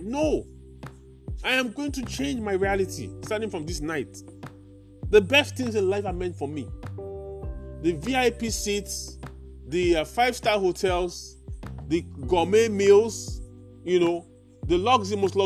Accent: Nigeria; I'm a Nigerian

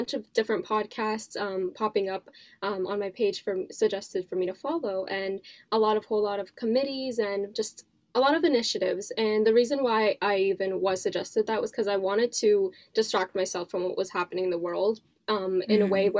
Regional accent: Canada; Pakistan. Born and raised in Canada.

